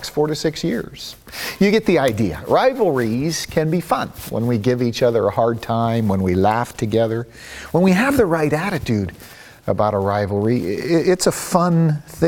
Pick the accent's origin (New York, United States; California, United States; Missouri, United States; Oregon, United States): Oregon, United States; Eugene; Ron and I, growing up in Eugene, are Oregon Ducks